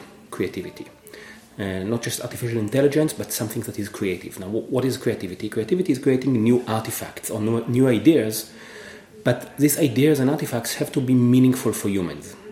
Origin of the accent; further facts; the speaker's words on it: Israel; moved away as an adult; also born or lived in Cambridge, Massachusetts, United States; now in Atlanta, United States; I'm originally from Israel, where I did double major in both computer science and music